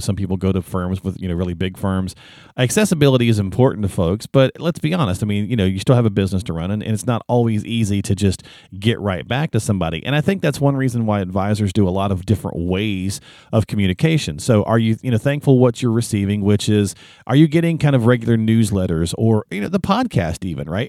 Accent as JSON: {"language": "English", "region": "the South", "country": "United States", "said": "I'm a Southerner"}